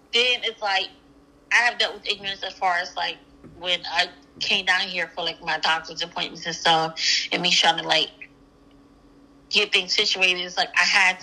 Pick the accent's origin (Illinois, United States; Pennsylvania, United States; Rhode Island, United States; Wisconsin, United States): Pennsylvania, United States; moved away; I'm from Pennsylvania